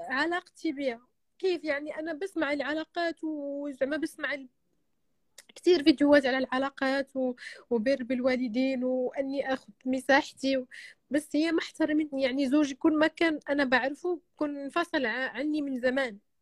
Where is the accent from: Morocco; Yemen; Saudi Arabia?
Morocco; Marrakesh, Marrakesh-Safi; انا من مراكش